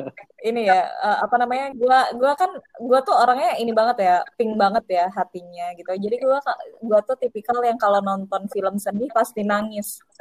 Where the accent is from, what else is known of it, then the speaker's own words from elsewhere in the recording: Padang, West Sumatra, Indonesia; moved away as an adult; also born or lived in Jatinangor; now in Jakarta, Indonesia; gue dari daerah Sumatera Barat, Kota Padang